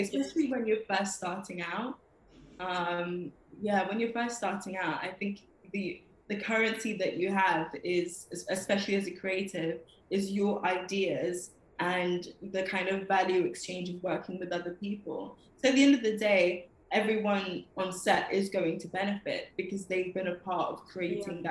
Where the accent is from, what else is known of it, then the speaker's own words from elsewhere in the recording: London, United Kingdom; I was born in London, Camden Town, and I've lived here all my life